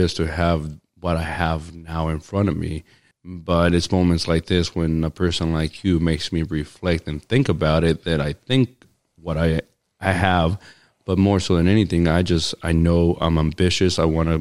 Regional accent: Cambria, California, United States; I grew up in Cambria since I was 8 years old.

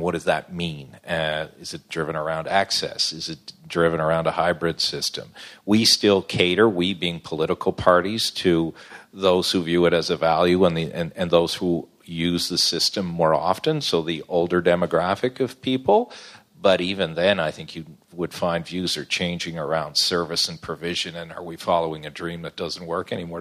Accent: Newfoundland and Labrador, Canada; I'm from Newfoundland

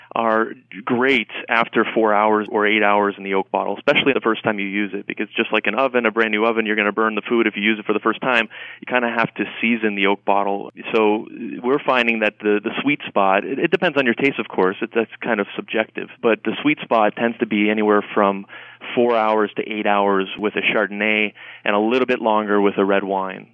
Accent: Canada; moved away; I'm from Canada originally

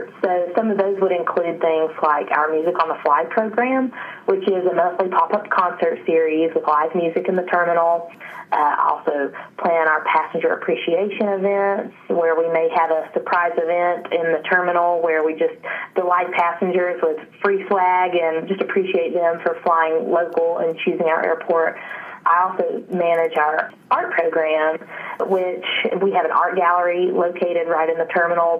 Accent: Western North Carolina, United States; I was born and raised here in the mountains of Western North Carolina, so I'm a native

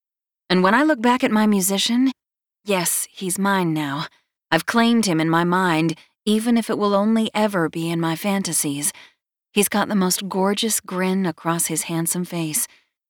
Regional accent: North Carolina, United States; it puts every other coleslaw my home state of North Carolina has to shame

